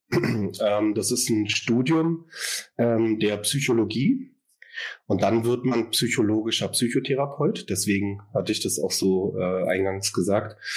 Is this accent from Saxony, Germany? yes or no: no; Berlin, Germany; born there; Ich bin äh, aus Berlin, also hier geboren und arbeite hier seit 2021 als Verhaltenstherapeut